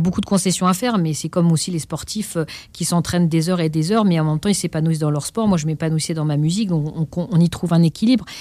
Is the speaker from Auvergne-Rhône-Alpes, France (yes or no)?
no; Pantin, Île-de-France, France; d'être inscrit au conservatoire euh, de la ville de Pantin, là où j'ai grandi